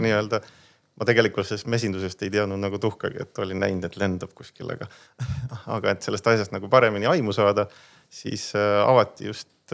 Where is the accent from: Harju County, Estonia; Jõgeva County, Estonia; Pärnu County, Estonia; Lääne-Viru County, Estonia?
Jõgeva County, Estonia; Põltsamaa; me tegelikult oleme ise Põltsamaalt pärit, küll tegelikult linnalapsed